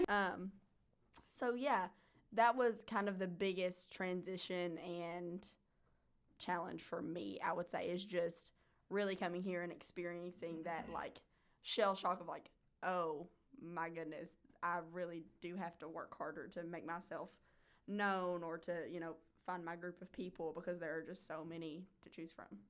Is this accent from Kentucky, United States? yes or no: yes; Hazard, Kentucky, United States; moved away as an adult; now in Lexington, United States; I'm from Hazard